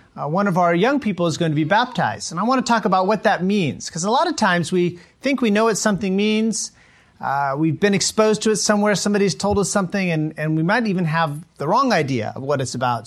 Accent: United States; moved away as an adult; also born or lived in Mongolia; I'm an American

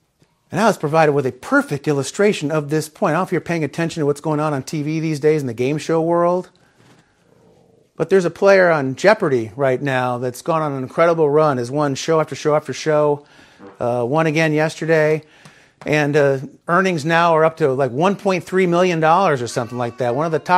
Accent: Chicago, Illinois, United States; when I was a little kid, I grew up in the Chicagoland area

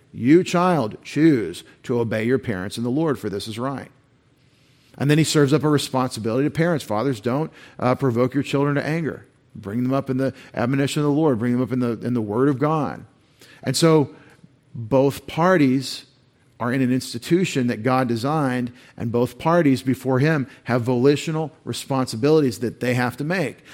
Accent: East Texas, United States; I grew up this way in East Texas in public school

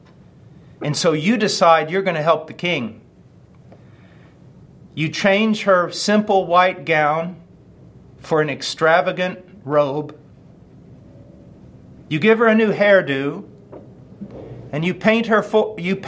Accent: United States; I'm an American

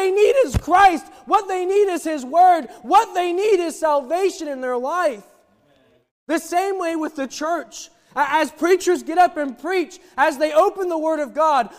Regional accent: Oklahoma, United States; I'm from Oklahoma

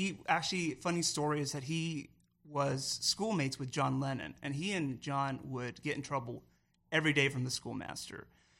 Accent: San Diego, California, United States; moved away as an adult; So we made the great trek from shore to shore in November. So we're from San Diego, California.

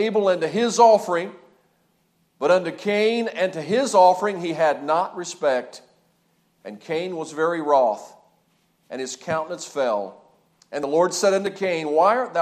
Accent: Lewisburg, West Virginia, United States; moved away as an adult; also born or lived in Hanau, Germany; I grew up in the Lewisburg, West Virginia area

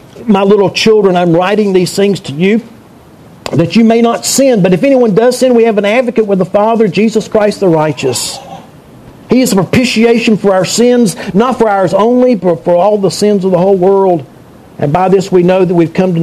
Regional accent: North Carolina, United States; I grew up in eastern part of the state.

